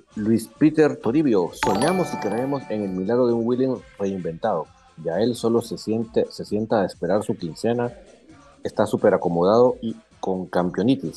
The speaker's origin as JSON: {"language": "Spanish", "country": "Guatemala", "said": "nosotros somos orgullosamente guatemaltecos"}